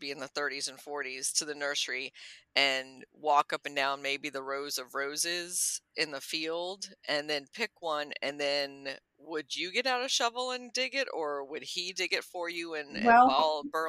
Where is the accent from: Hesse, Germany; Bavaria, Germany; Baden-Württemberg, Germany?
Bavaria, Germany; moved away; I was born in Bavaria myself.